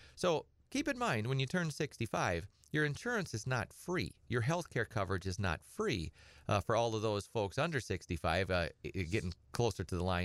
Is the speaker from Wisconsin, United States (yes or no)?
yes; Edgar, Wisconsin, United States; I grew up on a little hobby farm over by, uh, Edgar. And, uh, I'm from Edgar originally